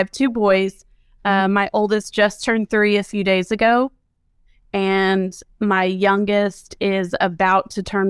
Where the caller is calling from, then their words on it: Dallas, Texas, United States; I am calling from Dallas, Texas.